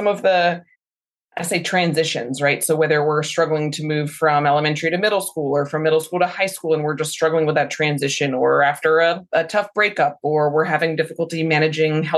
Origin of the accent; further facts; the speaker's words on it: Newburgh, Poughkeepsie area, New York, United States; now in Charlotte, United States; Around Newburgh, Poughkeepsie area.